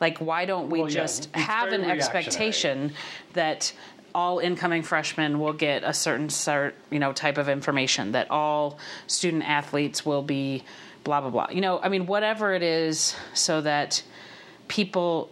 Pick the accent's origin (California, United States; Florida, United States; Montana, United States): Montana, United States; Havre; I grew up in the Montana school system. I went, graduated from Haver High, went to U of M